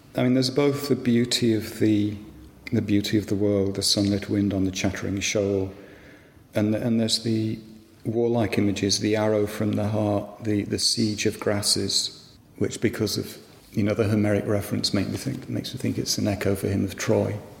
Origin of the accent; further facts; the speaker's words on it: West Midlands, United Kingdom; I grew up in the West Midlands, um, which is a long way from the sea